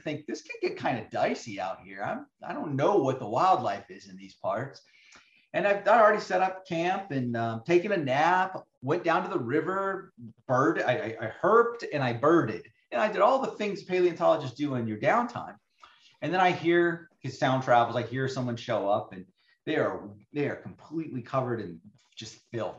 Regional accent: Arizona, United States; I grew up in Arizona

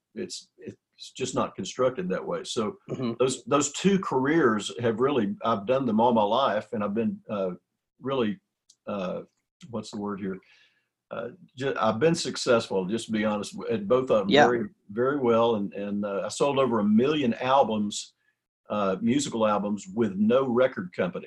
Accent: Cisco, Texas, United States; I was born in Cisco, Texas, and it's a teeny little town out in West Texas

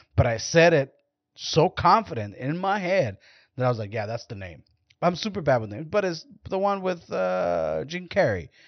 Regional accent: Mexico; now in United States; I'm Mexican

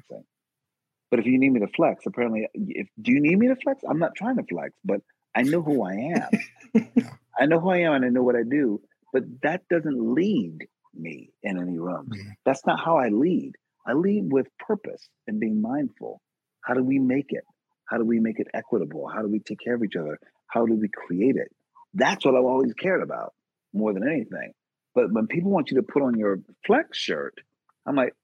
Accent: Philadelphia, Pennsylvania, United States; I'm from West Philly in particular. born and raised

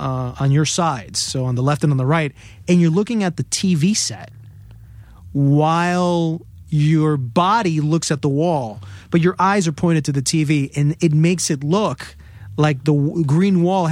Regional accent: Queens, New York, United States; born there; I was born in Queens, New York.

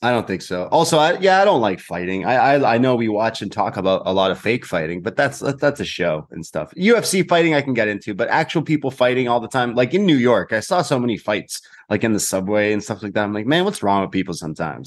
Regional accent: Canada

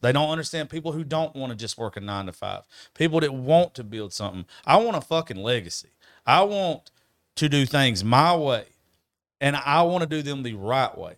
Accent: United States; moved away; my business is not in my hometown.

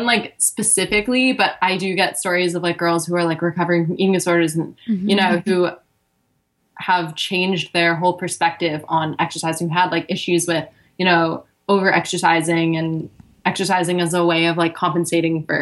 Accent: Miami, Florida, United States; moved away as an adult; also born or lived in Los Angeles, United States; now in Sydney, Australia; I grew up in Miami, Florida

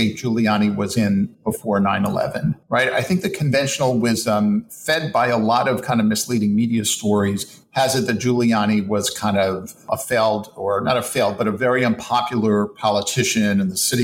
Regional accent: New York City, New York, United States; as a New Yorker

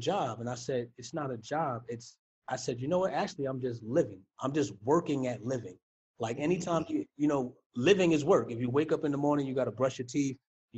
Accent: New York City, New York, United States; being a New Yorker

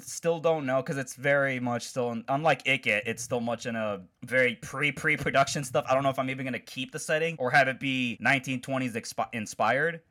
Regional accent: Chicago, Illinois, United States; I'm from Chicago

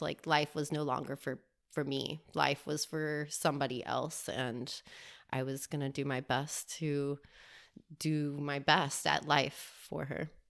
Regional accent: Miami, Florida, United States; also born or lived in Albuquerque, New Mexico; I was raised in Miami, Florida

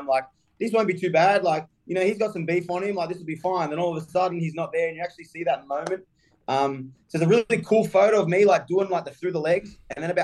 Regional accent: Australia; moved away

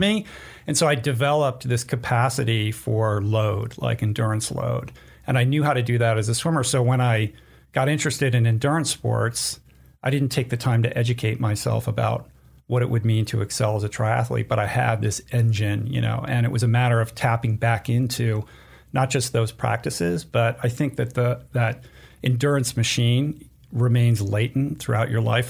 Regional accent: East Coast, United States; moved away as an adult; growing up on the East Coast

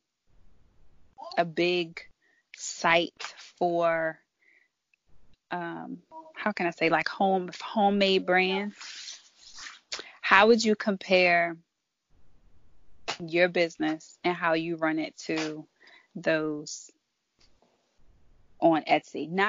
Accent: Maryland, United States; I'm from Maryland

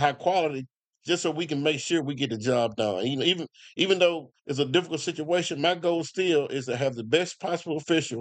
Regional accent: Como, United States; I'm from Como, country boy, grew up in the country

